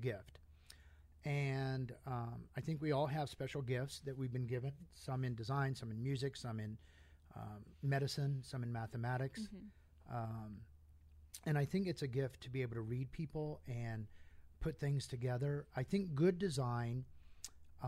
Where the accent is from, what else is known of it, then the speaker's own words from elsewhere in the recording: Indiana, United States; moved away as an adult; also born or lived in New York City / Europe; now in Las Vegas, United States; I was born and raised in Indiana